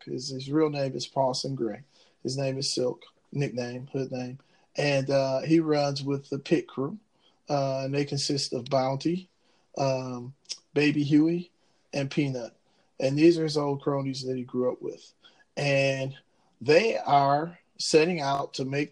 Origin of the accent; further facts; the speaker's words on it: Ecorse, Michigan, United States; I'm from Ecorse, which is right outside of Detroit